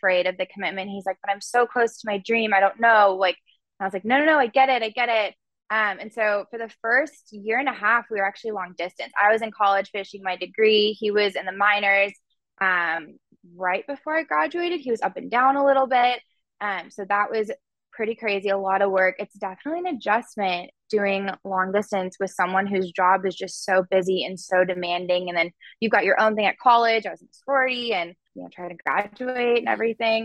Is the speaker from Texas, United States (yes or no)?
yes; Frisco, Texas, United States; I'm from Frisco, Texas, and I was home from college in Frisco